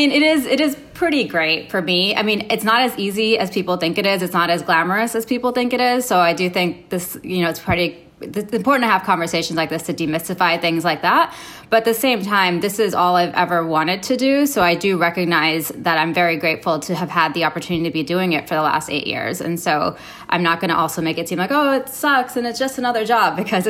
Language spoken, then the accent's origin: English; Saudi Arabia; moved away; also born or lived in Canada; So I was born in Canada. I moved to Saudi Arabia when I was 2, and my dad worked for the airline.